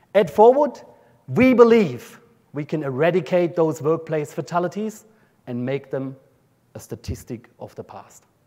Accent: an area just south of Munich, Bavaria, Germany; accent: German; Australian; moved away as an adult; now in Brisbane, Australia; I grew up in uh, an area just south of, south of Munich in Germany

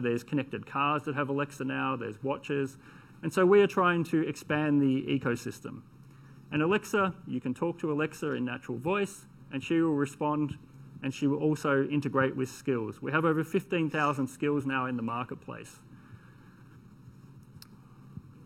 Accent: Australia; I am Australian, so I speak fast

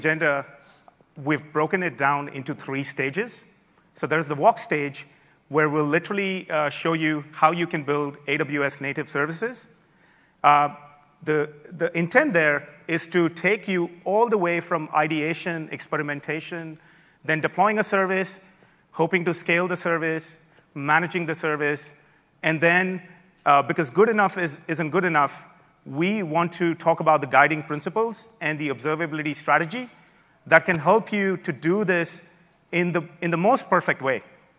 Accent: Melbourne, Victoria, Australia; I'm from Melbourne, Australia. You don't hear the accent.

